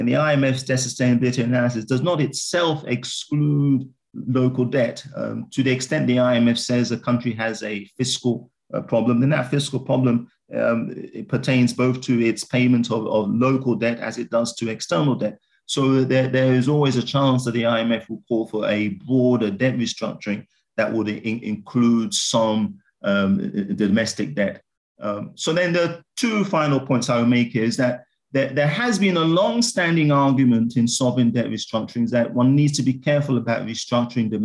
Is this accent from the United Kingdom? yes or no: no; Ghana; I'm from Ghana